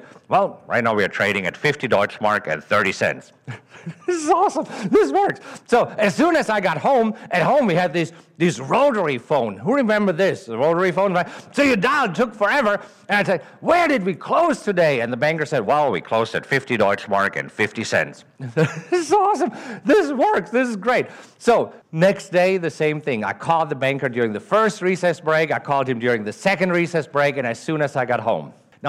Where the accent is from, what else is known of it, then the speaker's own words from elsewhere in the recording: Germany; accent: German; English is a second language; moved away as an adult; now in United States; Originally, I'm from Germany. That's the accent that you're hearing. I grew up in Germany and stayed there until 2002. 2002, I moved to the United States with $30,000 in my pocket